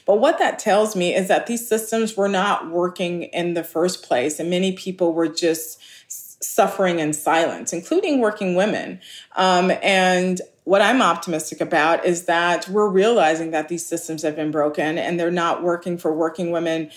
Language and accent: English; Los Angeles, California, United States; I grew up in Los Angeles and we're poor working class